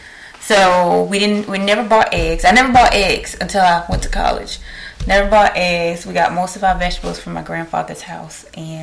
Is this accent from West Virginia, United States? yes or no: no; the Lowcountry, South Carolina, United States; moved away as an adult; also born or lived in Columbia, South Carolina; now in Greenville, United States; I am a realtor here in Greenville, South Carolina. I'm actually from the Low Country. Originally South Carolina, and a lot of y'all probably don't know where that's at. Went to Jasper County High